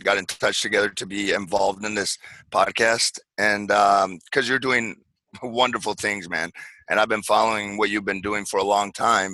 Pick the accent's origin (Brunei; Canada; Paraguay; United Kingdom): Paraguay; moved away; also born or lived in Santa Barbara, California, United States / Orlando, Florida, United States; I was born in Santa Barbara, and then when I was five, my parents went back to Paraguay, so I was raised there.